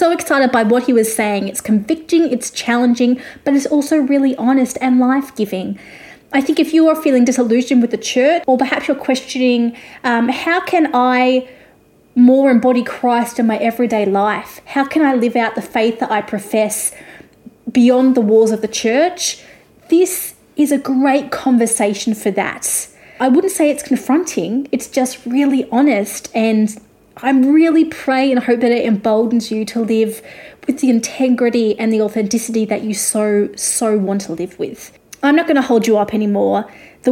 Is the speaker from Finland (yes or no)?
no; Australia; also born or lived in Nashville; I'm an Australian music journalist